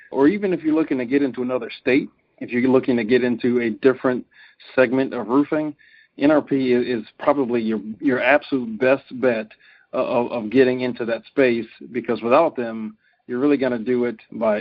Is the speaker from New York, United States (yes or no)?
no; Cincinnati, Ohio, United States; now in Wisconsin, United States; Byron and I come from the same city, so we're both from Cincinnati.